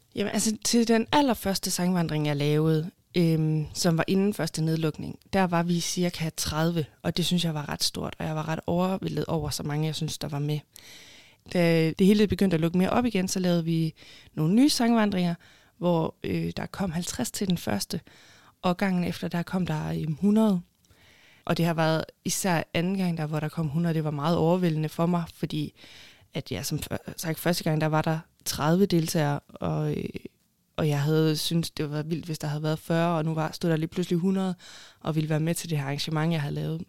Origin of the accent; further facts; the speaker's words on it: Haderslev, Southern Denmark, Denmark; moved away as an adult; also born or lived in Copenhagen; jeg er fra Haderslev, og så har jeg boet i København i cirka syv år. Og så flyttede jeg så tilbage til Haderslev